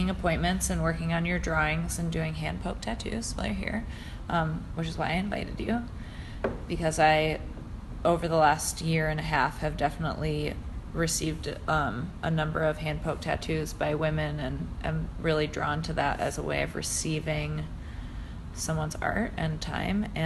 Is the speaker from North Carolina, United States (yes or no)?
yes; North Carolina, United States; now in Greenville, United States; I'm from North Carolina.